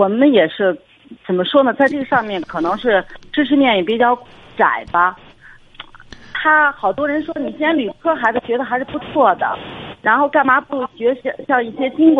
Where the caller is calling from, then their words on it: Hebei, China; 哎，我是河北的一位听众，